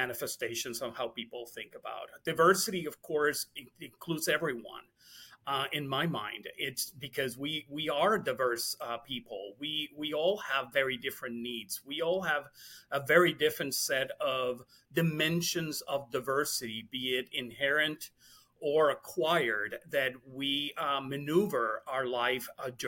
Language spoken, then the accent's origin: English; Puerto Rico; I was born and raised in Puerto Rico